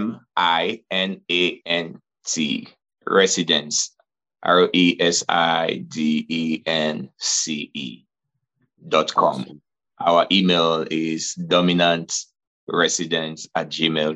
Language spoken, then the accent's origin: English; Nigeria; now in Dallas, United States; I'm originally from Nigeria